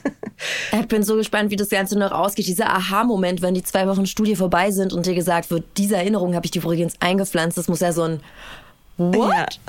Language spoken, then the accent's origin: German; Berlin, Germany; ich bin in Berlin-Hunschenhausen aufgewachsen